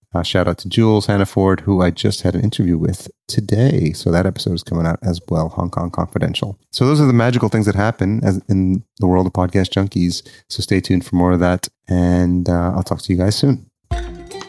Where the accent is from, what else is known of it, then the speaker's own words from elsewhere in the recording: Yonkers, New York, United States; I'm sitting in, uh, the dining room of the house where I grew up in Yonkers